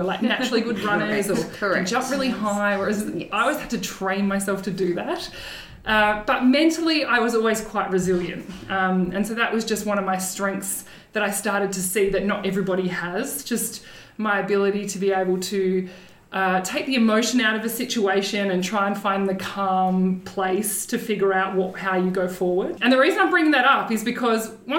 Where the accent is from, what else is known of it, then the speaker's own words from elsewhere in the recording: Somerville, Victoria, Australia; I grew up on the Mornington Peninsula. I grew up in Somerville